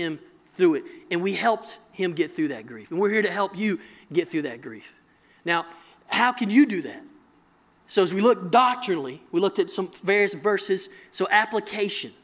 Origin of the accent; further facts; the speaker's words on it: mountains of North Carolina, United States; I'm from North Carolina, mountains of North Carolina